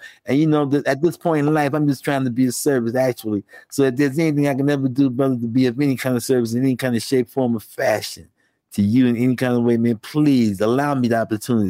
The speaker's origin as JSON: {"language": "English", "town": "Houston", "region": "Texas", "country": "United States", "moved": "yes", "lives_now": "New York, United States", "said": "I'm from Houston, Texas, but I'm living in New York, so I'm back and forth, baby."}